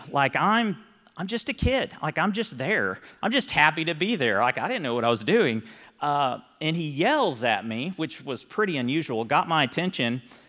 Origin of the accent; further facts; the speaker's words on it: Texas, United States; And I'm like, yeah, we're from Texas, and most of us were.